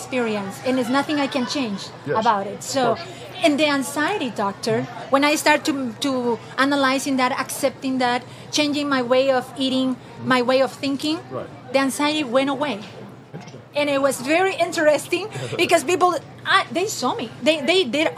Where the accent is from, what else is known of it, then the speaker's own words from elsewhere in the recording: Peru; moved away as an adult; now in United States; I'm originally from Peru